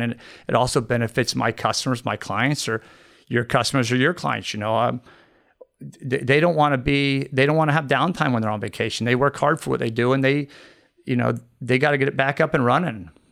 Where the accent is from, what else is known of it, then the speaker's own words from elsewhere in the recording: Merritt Island, Florida, United States; also born or lived in Bahamas; I grew up in Merritt Island.